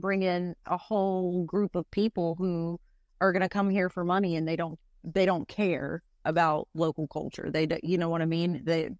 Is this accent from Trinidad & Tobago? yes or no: no; Haywood County, North Carolina, United States; I'm from Haywood County. So when I go home to the mountains, everybody talks the same.